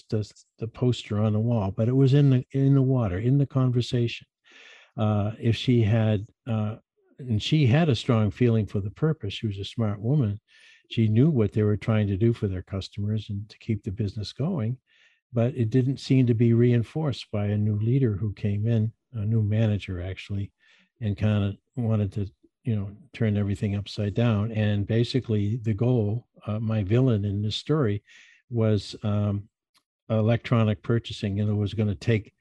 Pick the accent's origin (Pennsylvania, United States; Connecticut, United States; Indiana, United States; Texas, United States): Connecticut, United States; next to ESPN; ESPN, which is our huge sports network right here next to my hometown